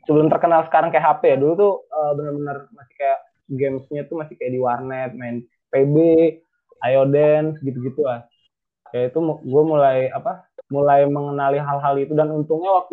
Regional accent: North Sumatra, Indonesia; accent: Batak; waktu awal-awal gue SMP itu gue masih medok banget lah medok Batak bisa dibilang cara ngomongnya walaupun pakai bahasa Indonesia tapi karena gue SD dulu sering pakai bahasa Karo

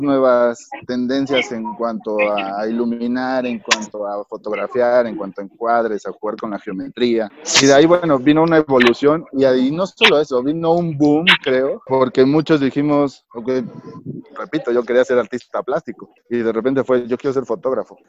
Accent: Mexico

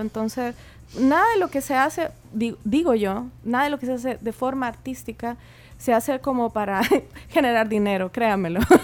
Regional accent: Chile; como yo también soy chilena

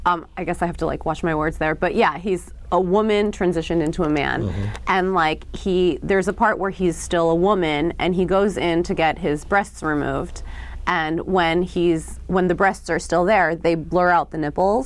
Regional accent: New York City, New York, United States; also born or lived in Japan; I was born in New York City, and then we moved to Japan when I was 6, and then we came back to New York when I was 13.

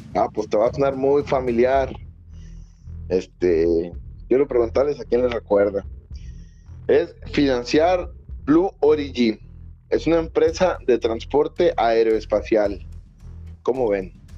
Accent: Mexico; yo soy mexicano

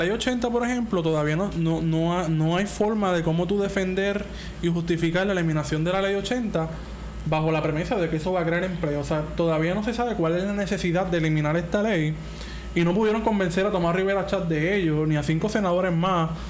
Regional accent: Venezuela; Porque somos venezolanos, ¿no?

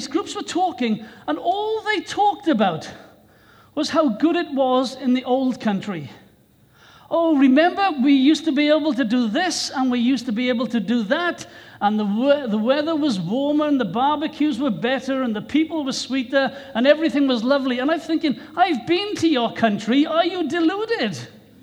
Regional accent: Wales, United Kingdom; my own country of Wales

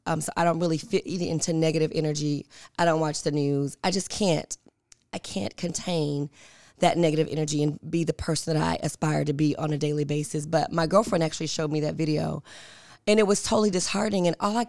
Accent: Binghamton, New York, United States; So for me, I grew up in Binghamton. My mom sent me to private schools.

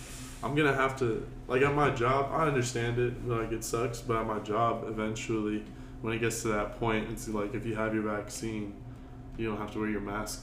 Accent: United States; I was born and raised in America

